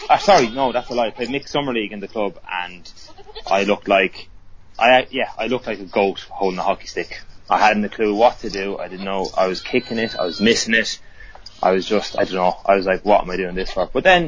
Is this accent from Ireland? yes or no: yes; Ireland; moved away as an adult; also born or lived in Bangor, Wales; now in Birmingham, United Kingdom; as you can tell, I'm from Ireland. Bit of a giveaway. So I moved over here 8 years ago to Bangor in North Wales to do a teaching degree, to become a teacher. And then when I completed that in 2011, I moved down to Birmingham.